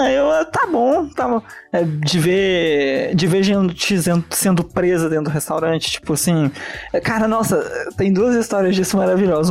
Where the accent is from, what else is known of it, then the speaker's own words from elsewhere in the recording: Italy; accent: Italian; moved away; eu sou italiano, né? Boa parte do período que eu morei e fui alfabetizado na Itália